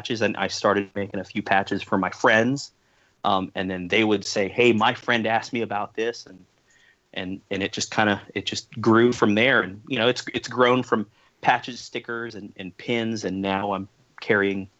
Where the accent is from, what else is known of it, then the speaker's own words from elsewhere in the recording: East Bay, California, United States; at the youth center here in my hometown